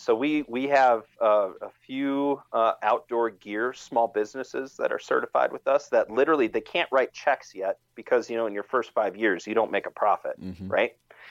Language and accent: English; Wisconsin, United States; He was from my home state of Wisconsin.